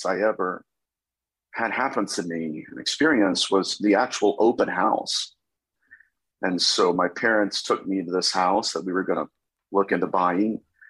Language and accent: English; Dayton, Ohio, United States; I am from Dayton, Ohio, so I'm a Buckeye